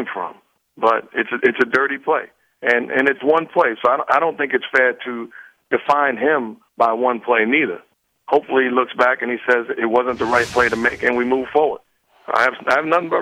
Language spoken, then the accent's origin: English; New York City, New York, United States; I'm from New York City